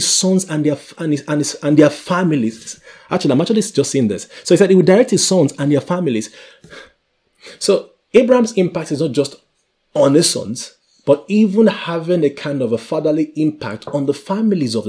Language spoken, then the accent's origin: English; Nigeria; I come from Nigeria